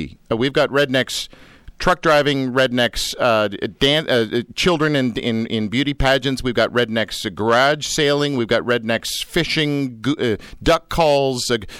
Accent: Canada; also born or lived in Australia; living in Australia, being Canadian.

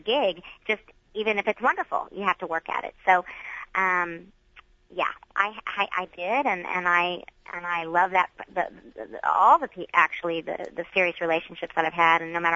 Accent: the Bible Belt, United States; I was raised in the Bible Belt

